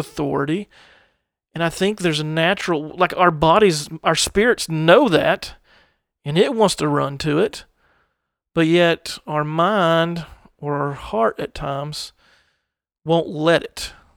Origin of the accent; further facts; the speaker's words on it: United States; growing up in the United States